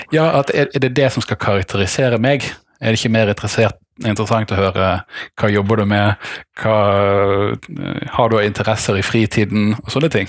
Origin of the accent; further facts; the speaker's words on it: Bergen, Vestland, Norway; moved away; also born or lived in Denmark; så er jeg bergenser av hjerte, men kanskje dansk av kultur